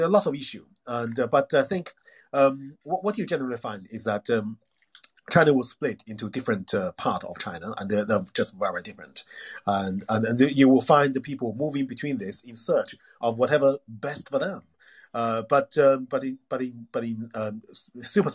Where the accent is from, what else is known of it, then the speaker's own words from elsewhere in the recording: United Kingdom; I'm a British.